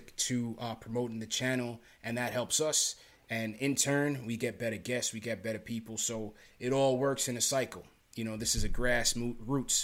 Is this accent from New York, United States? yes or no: yes; New York City, New York, United States; also born or lived in Canarsie, Brooklyn; I was born in Flatbush, Brookdale Hospital. I used to live down there by the Junction